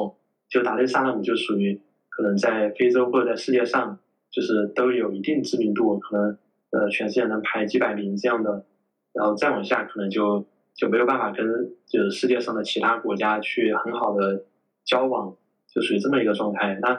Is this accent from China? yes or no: yes; China; now in Tanzania; 就是我觉得作为一个中国人，就是来到非洲之后，呃，在当地的这个社会里面，我觉得我们是一种结构性的或者体系性的一种优势